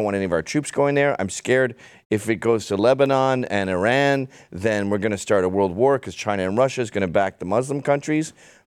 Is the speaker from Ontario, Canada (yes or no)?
yes; Ottawa, Ontario, Canada; moved away; we had, like, three dudes in our scene in Canada where I grew up in Ottawa.